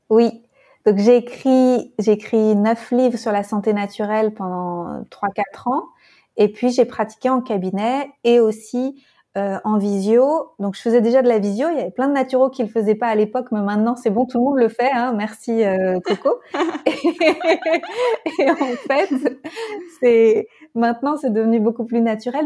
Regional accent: France; now in Berlin, Germany; je suis française et je me sens appartenir de partout

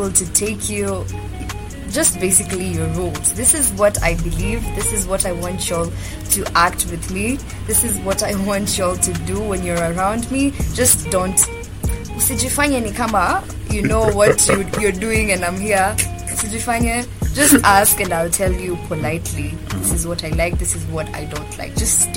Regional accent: Kenya; I am a Kenyan YouTuber

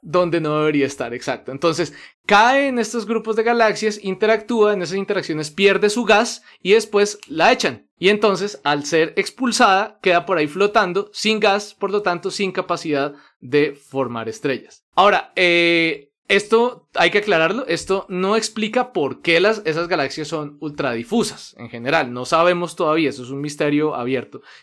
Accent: Colombia; also born or lived in Netherlands; por eso soy colombiano

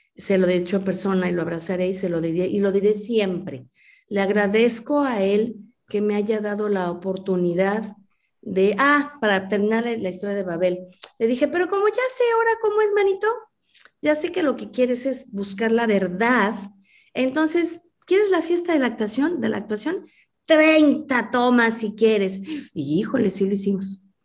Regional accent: Mexico; soy una mexicana que desde niña, como muchos mexicanos, pues crecimos con las películas blanco y negro

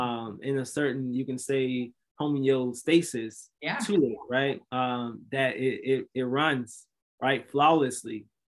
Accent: Mississippi, United States; And so I'm from Mississippi originally. So Mississippi is one of the most unhealthy states in America, actually, unfortunately.

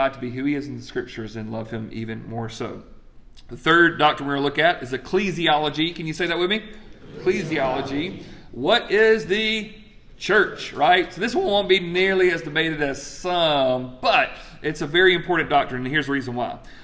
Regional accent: Greenwood, South Carolina, United States; I'm from Greenwood, South Carolina

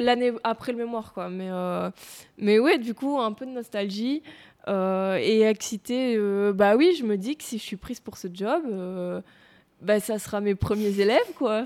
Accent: Tournai, Wallonia, Belgium; moved away as an adult; now in Louvain-la-Neuve, Belgium; j'ai vécu là et que j'ai connu que ça pendant mon enfance

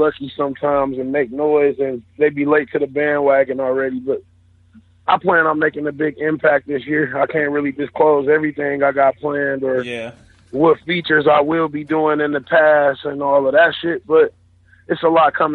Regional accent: Detroit, Michigan, United States; I'm from Detroit

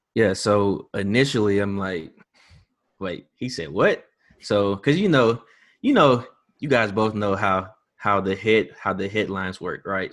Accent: Hattiesburg, Mississippi, United States; I am from Hattiesburg, born and raised

